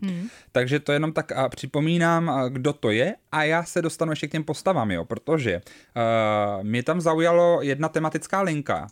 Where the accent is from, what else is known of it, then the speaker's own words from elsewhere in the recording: Prague, Czechia; my rodilí Pražáci